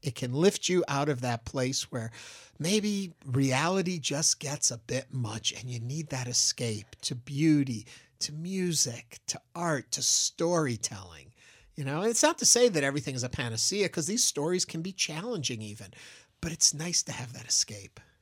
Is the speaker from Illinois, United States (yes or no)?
no; New York, United States; now in Houston, United States; I'm from New York